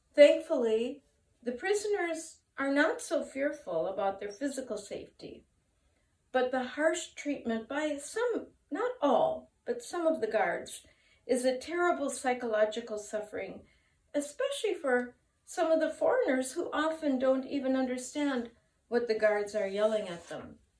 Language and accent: English; United States; now in Japan; my home country of America